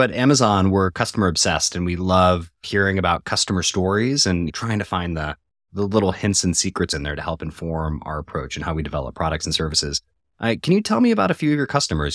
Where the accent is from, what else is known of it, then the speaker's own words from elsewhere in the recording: Colorado, United States; I'm from Colorado originally